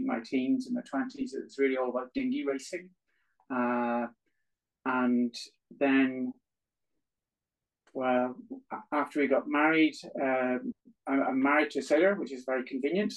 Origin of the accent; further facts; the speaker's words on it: Belfast, Northern Ireland, United Kingdom; moved away as an adult; now in Strangford Lough, United Kingdom; born and grown up in Belfast